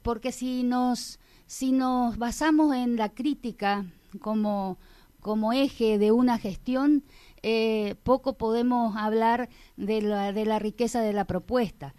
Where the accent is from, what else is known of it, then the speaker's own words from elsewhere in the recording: Colonia Liebig, Corrientes, Argentina; porque quiero mi pueblo, porque porque me desarrollé en él, porque toda mi, vida transcurrió eh, a través de la, de la vivencia en un pueblito que está creciendo